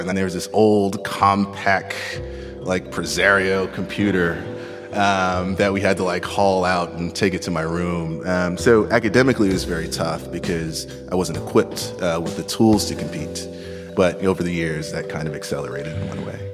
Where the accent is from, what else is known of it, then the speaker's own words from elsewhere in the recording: New York City, New York, United States; I grew up in Queens, New York, projects, welfare, bouts of homelessness